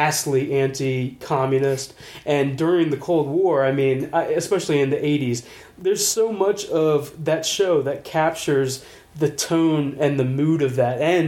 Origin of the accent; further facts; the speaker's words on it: Prince George's County, Maryland, United States; being in like PG County, you get like a lot of we grew up with a lot of majority African American community